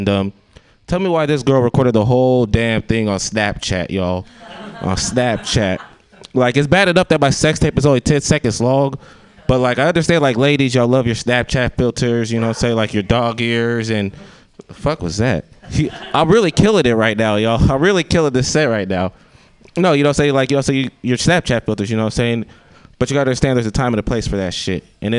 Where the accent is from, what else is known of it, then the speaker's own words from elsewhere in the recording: Sacramento, California, United States; I came out here from Sacramento.